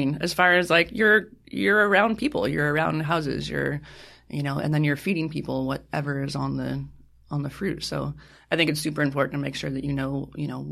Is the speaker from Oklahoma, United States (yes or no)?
no; Brentwood, California, United States; I grew up in the north coast of California. So it was a little farming town about an hour east of San Francisco